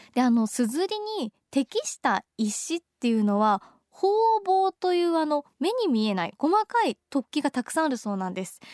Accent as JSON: {"language": "Japanese", "region": "Tokyo", "country": "Japan", "said": "私東京人なんですが"}